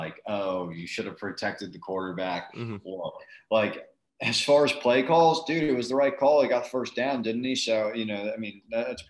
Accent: United States; we're from New York and New Jersey

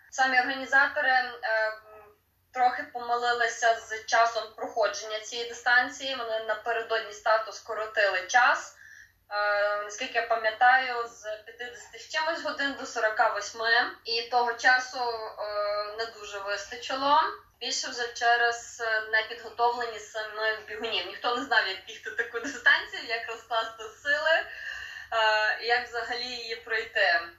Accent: Lviv, Lviv Oblast, Ukraine; народилася живу у Львові

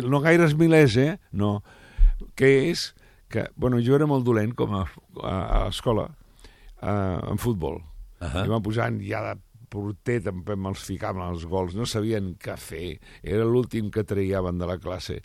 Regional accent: Barcelona, Catalonia, Spain; jo sóc de Sarrià

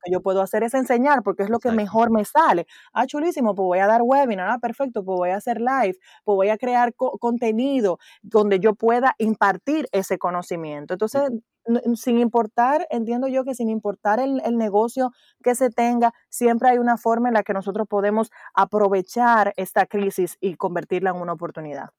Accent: Dominican Republic; moved away; also born or lived in United States; yo vivimos en República Dominicana pero yo viví en Estados Unidos, regresé al país en octubre del 2016

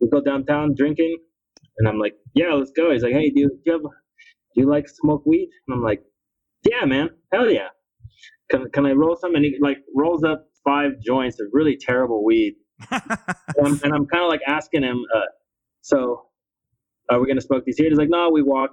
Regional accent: Mexico; now in United States; I come from Mexico

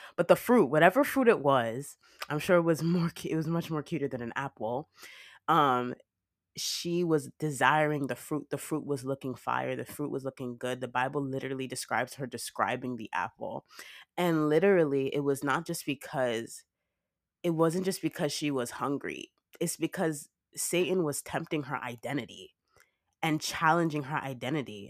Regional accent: Nigeria; I'm Nigerian

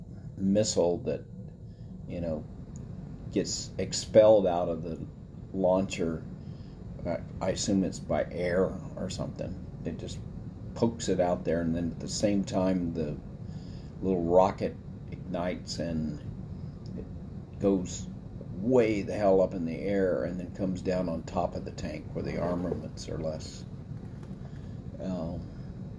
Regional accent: United States; us as American citizens

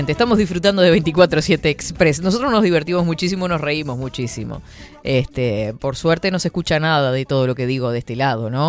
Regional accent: Uruguay

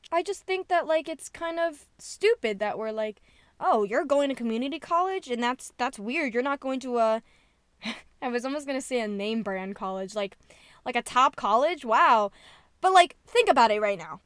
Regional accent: New Jersey, United States; I'm from New Jersey

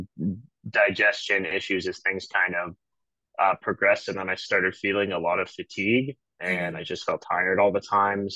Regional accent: Manitoba, Canada; now in Calgary, Canada; I reside in Calgary, Alberta. I'm from Manitoba originally.

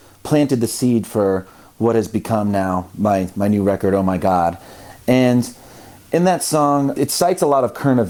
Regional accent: Midwest, United States; I grew up in the Midwest where religion is sort of everywhere

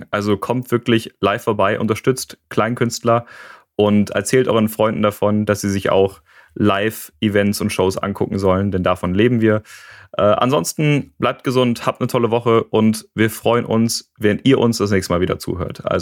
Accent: North Rhine-Westphalia, Germany; ich bin ja in NRW groß geworden.

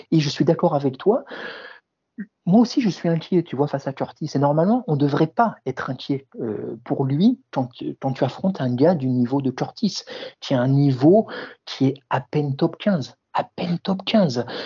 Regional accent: France; nous, forcément, en tant que Français francophones, éveille tout, particulièrement notre intérêt

